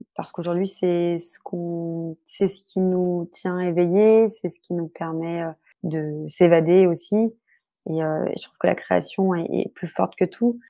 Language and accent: French; Brittany, France; je suis bretonne